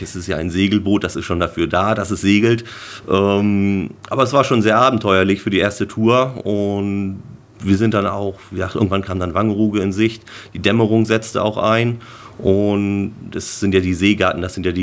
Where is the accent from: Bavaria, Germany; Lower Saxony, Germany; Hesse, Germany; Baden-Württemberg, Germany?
Lower Saxony, Germany; Cuxhaven; ich bin hier oben geboren, ich bin in Cuxhaven geboren, ich bin am Strand aufgewachsen, sag ich mal.